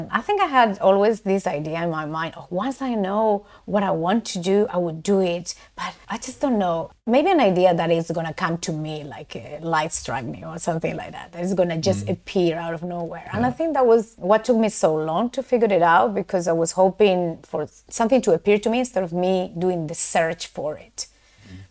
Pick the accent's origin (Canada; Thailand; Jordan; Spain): Spain; moved away as an adult; also born or lived in London; now in Portugal; I'm from Spain